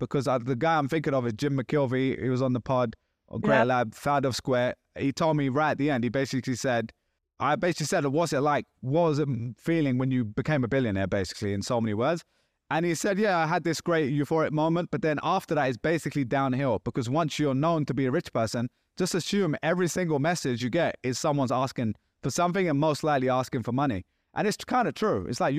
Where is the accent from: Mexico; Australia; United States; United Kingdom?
United Kingdom; England; Like, oh, I'm English. I say mate too.